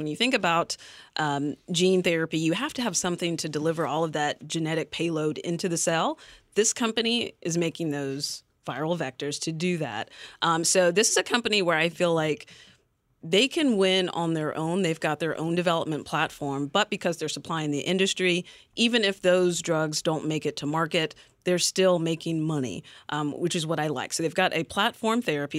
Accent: North Carolina, United States; I'm from North Carolina

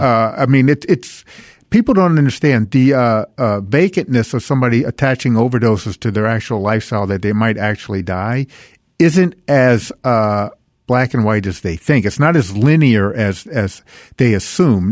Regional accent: New Orleans, Louisiana, United States; I'm from New Orleans

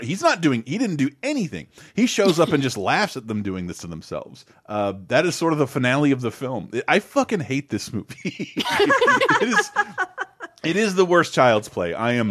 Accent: United States; I'm an American

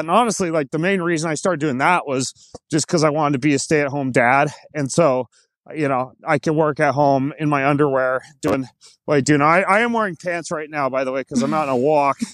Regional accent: North Idaho, United States; I grew up homeschooled in North Idaho

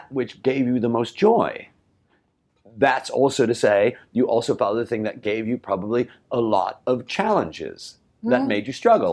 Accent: Chicago, Illinois, United States; I'm from Chicago.

